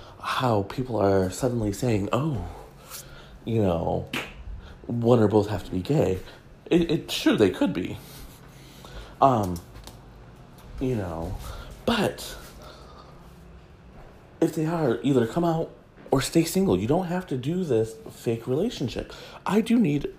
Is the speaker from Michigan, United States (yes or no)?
yes; Detroit, Michigan, United States; I'm from Detroit